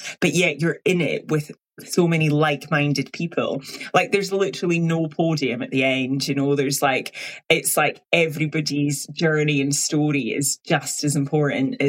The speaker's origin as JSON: {"language": "English", "region": "Highlands of Scotland", "country": "United Kingdom", "tie": "born or raised there", "said": "I'm from the Highlands of Scotland"}